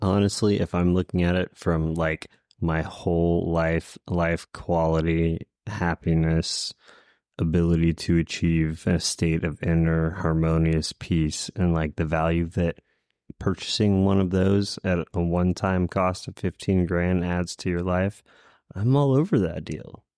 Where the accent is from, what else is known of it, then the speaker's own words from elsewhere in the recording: Houston, Texas, United States; moved away; I'm originally from Houston